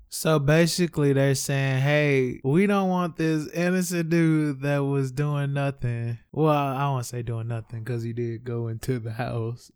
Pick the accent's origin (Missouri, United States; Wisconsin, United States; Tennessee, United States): Missouri, United States; St. Louis; I am from Saint Louis